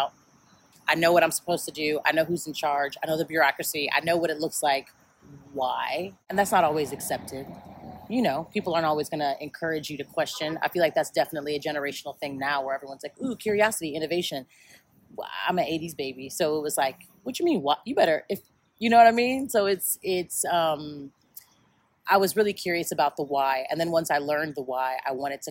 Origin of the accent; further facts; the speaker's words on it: Chicago, Illinois, United States; now in Atlanta, United States; I was raised in South Side of Chicago, and I was raised by my mother